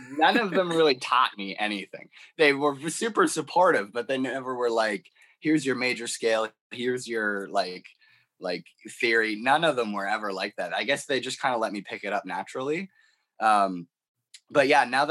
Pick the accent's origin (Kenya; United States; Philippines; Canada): Canada; growing up in Canada